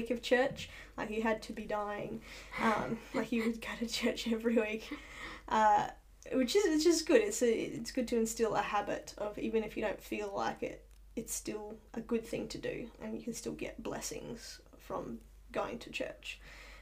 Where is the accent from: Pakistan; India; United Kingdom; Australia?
Australia; Central Coast, New South Wales; also born or lived in New Zealand / Papua New Guinea / Sydney; moved up to the Central Coast, and that's where I did the, you know, the next 15 years of my life before college